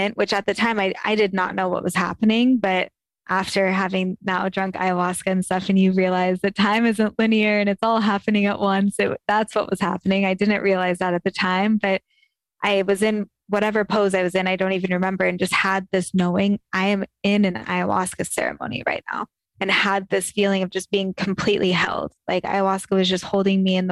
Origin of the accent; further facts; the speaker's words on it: Sacramento, California, United States; growing up in Northern California